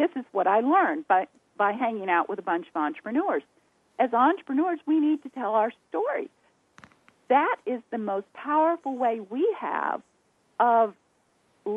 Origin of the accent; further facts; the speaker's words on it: the South, United States; accent: Southern drawl; people can tell by the way we talk. We're from the South